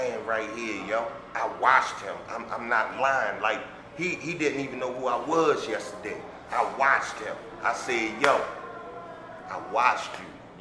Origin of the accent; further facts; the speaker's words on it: Baltimore, Maryland, United States; I come from Baltimore, Maryland, West Baltimore, Park Heights area.